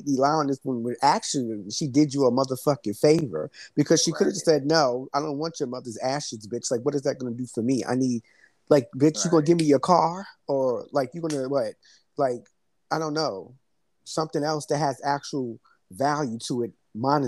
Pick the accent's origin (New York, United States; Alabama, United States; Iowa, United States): New York, United States; New York City; I'm from Brooklyn